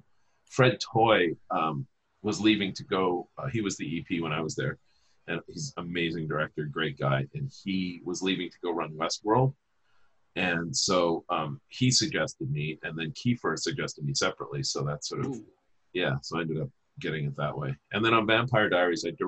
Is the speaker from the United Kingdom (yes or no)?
no; Saskatchewan, Canada; I'm from Saskatchewan